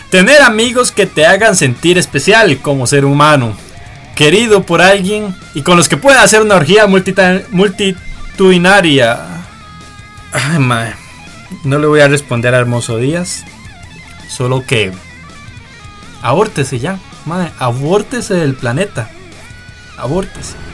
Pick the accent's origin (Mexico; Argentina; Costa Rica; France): Costa Rica; nosotros somos bien ticos, ¿verdad?